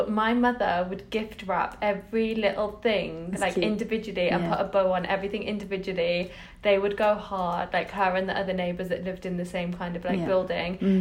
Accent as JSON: {"language": "English", "area": "the Midlands", "region": "England", "country": "United Kingdom", "tie": "born or raised there", "also_born_or_lived": "Uxbridge, London", "said": "I was born in London, in Uxbridge. I was born in London in Uxbridge. It was me, my mum, my sister and my dad, and then we moved to the Midlands in the UK when I was about, I think I was around 5 months old"}